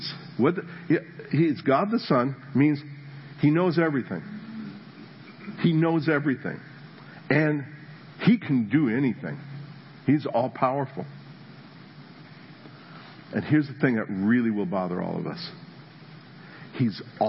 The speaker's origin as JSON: {"language": "English", "region": "New Jersey", "country": "United States", "moved": "yes", "said": "I was from New Jersey. We're living in New Jersey"}